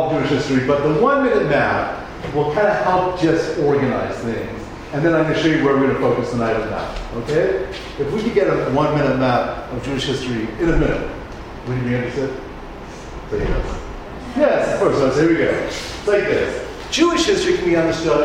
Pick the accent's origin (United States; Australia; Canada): Canada; I'm Canadian